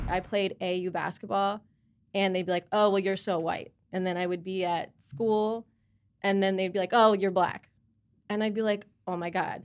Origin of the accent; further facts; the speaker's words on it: Charlotte, North Carolina, United States; I'm from Charlotte.